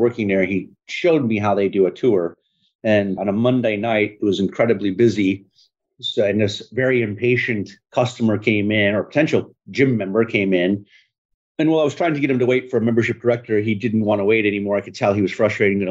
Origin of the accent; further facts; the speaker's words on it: northern Michigan, United States; moved away as an adult; also born or lived in Jacksonville, Florida; now in Tampa, United States; I was actually going to move back to Michigan